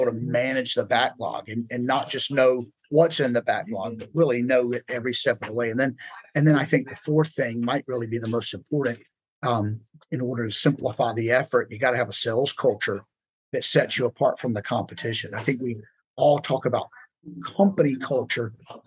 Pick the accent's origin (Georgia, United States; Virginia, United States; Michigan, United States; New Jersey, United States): Georgia, United States; Savannah; moved away as an adult; now in Atlanta, United States; We are from Savannah. We moved up to Atlanta about 5 years ago.